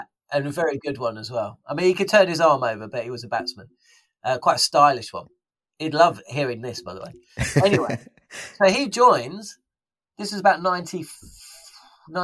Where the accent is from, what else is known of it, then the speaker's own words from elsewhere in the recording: London, United Kingdom; growing up in South London, you get a huge Pakistani population.